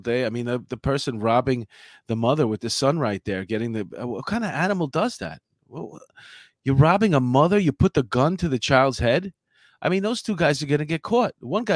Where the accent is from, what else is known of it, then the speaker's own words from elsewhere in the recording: New York City, New York, United States; I grew up there. Where you live now, I grew up in Astoria